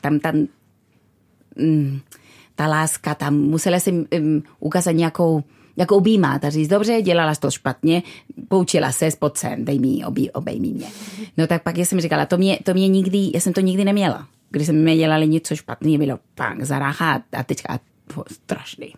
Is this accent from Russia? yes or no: no; Bilbao, Basque Country, Spain; Czech is a second language; moved away as an adult; also born or lived in London / Brno; now in Czech Republic; Já jsem vyrostla v Bilbao